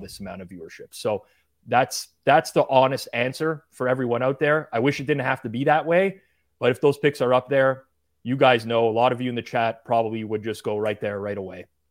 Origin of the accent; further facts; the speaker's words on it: Canada; I'm Canadian, national pride